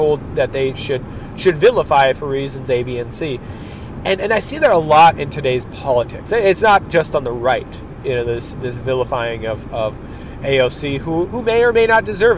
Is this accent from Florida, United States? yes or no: no; Minnesota, United States; my home state, Minnesota